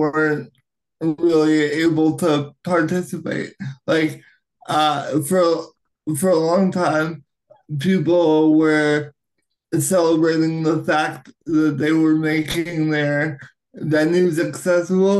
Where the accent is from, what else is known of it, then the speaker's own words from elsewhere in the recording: Canada; as a Canadian actor